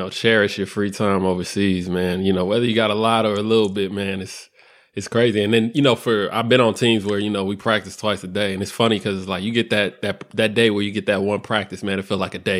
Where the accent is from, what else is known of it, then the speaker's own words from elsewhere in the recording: California, United States; moved away as an adult; also born or lived in Indiana; now in France; I come from Cali